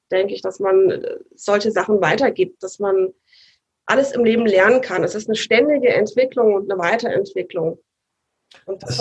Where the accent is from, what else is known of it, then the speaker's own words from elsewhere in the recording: Saarland, Germany; also born or lived in Rhineland-Palatinate / Baden-Württemberg; also ich bin geboren in Rheinland-Pfalz und aufgewachsen äh, im Saarland und in Baden-Württemberg.